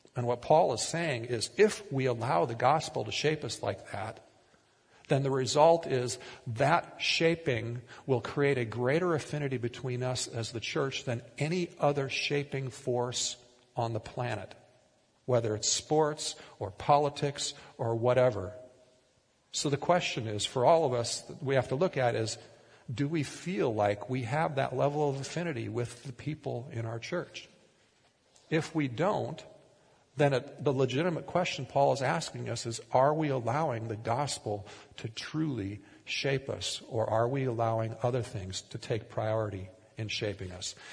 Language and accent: English; Minnesota, United States; moved away as an adult; also born or lived in Tulsa, Oklahoma / Oregon; We grew up in Minnesota in largely rural conservative communities